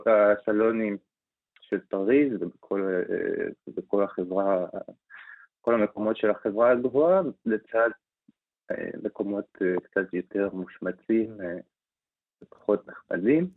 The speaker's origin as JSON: {"language": "Hebrew", "country": "Israel", "said": "אנחנו חיים וגדלנו בתור ישראלים"}